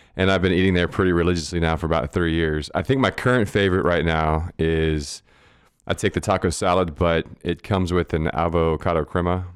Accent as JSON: {"language": "English", "town": "Goliad", "region": "Texas", "country": "United States", "tie": "born or raised there", "moved": "yes", "lives_now": "San Marcos, United States", "said": "I grew up in South Texas in, in Goliad, small"}